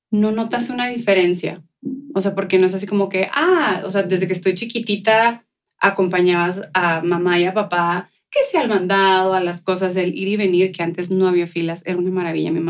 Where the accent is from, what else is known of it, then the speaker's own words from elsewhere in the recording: Ciudad Juárez, Chihuahua, Mexico; moved away as an adult; now in El Paso, United States; Pero la verdad es que soy eh, nacida aquí en El Paso, okay. Eh, pero viví, ¿qué te gusta? Hasta mis 21 años más o menos en Ciudad Juárez. Así que soy de Juárez